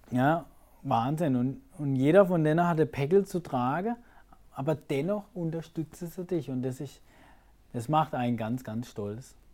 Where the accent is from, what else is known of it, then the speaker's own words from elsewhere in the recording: Bühl, Baden-Württemberg, Germany; ist meine Heimat. Ja, nicht Karlsruhe, sondern Bühl, Achern.